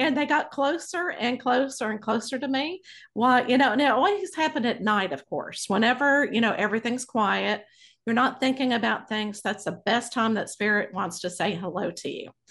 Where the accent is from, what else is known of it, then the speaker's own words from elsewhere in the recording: Abilene, Texas, United States; I grew up in Abilene, Texas.